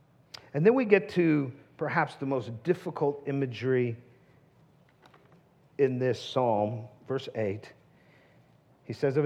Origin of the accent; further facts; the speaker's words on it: the Northwest, Pacific Northwest, United States; now in Tucson, United States; I grew up in the Northwest